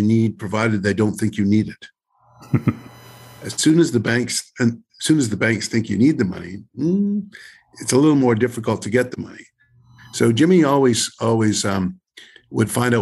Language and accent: English; Cranbrook, British Columbia, Canada; my hometown of Cranbrook